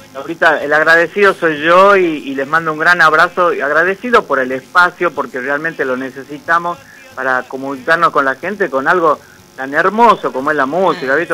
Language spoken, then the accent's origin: Spanish; Concepción, Argentina; Yo soy de Concepción